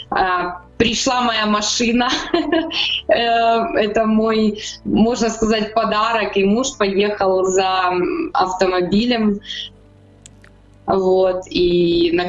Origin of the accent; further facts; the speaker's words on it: Chernihiv, Chernihiv Oblast, Ukraine; Вообще я из Чернигова родилась и живу там уже долгое время, уже 40 лет.